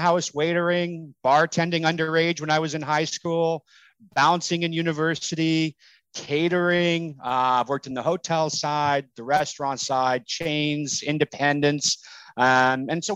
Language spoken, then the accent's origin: English; Canada; I'm Canadian